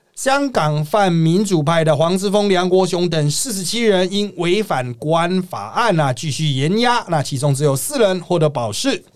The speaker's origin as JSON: {"language": "Chinese", "country": "Taiwan", "said": "不是我们台湾人都在那边转传吗？"}